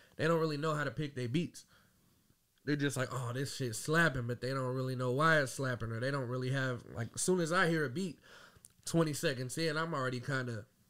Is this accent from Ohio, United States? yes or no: yes; Dayton, Ohio, United States; also born or lived in Marysville, Ohio; born and raised in Dayton, Ohio. I was actually born in Marysville.